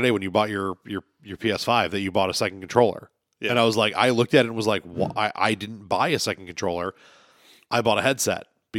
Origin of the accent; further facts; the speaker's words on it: New York, United States; I grew up on the Lancaster Alden line.